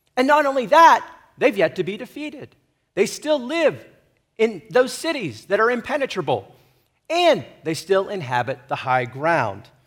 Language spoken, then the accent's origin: English; United States; I am to be an American